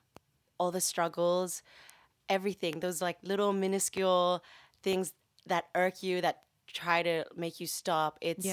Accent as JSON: {"language": "English", "country": "Philippines", "said": "I'm Filipina. Remember we discussed this?"}